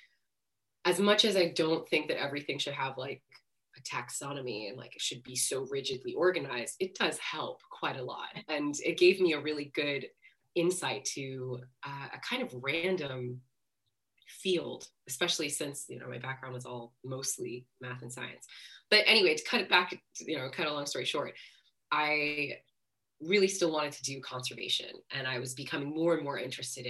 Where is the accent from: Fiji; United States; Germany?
United States; D.C., District of Columbia; now in London, United Kingdom; I grew up just outside of Washington, D.C.